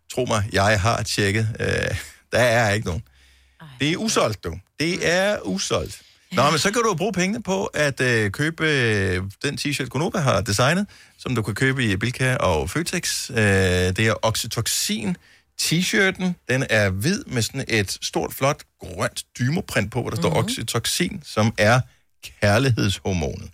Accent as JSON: {"language": "Danish", "town": "Esbjerg", "region": "Southern Denmark", "country": "Denmark", "tie": "born or raised there", "said": "min fødeby, Esbjerg"}